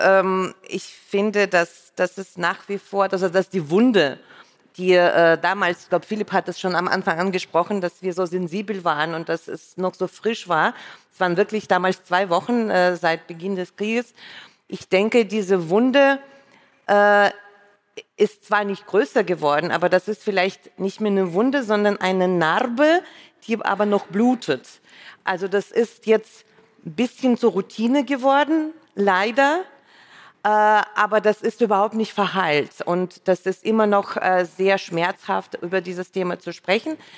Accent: Saint Petersburg, Russia; first language Russian; German is a second language; moved away as an adult; also born or lived in Düsseldorf, Germany; now in Berlin, Germany; ich bin aus Leningrad und Sowjetunion ausgereist

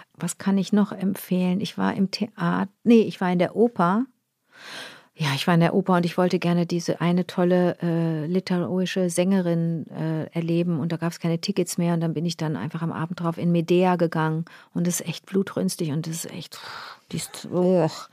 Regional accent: Rösrath, North Rhine-Westphalia, Germany; also born or lived in Montreal, Canada; ich habe schönste Erinnerungen an Rösrath. Das war wirklich mein, das war echt ein schönes Zuhause

